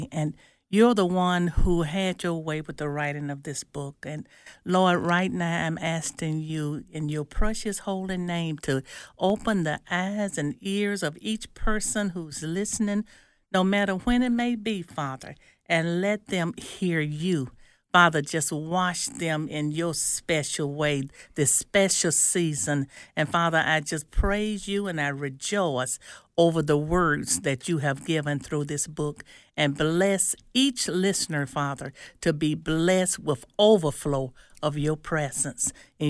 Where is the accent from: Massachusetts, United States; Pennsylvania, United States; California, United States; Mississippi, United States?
Mississippi, United States; Nellaton; I'm from Nellaton, Mississippi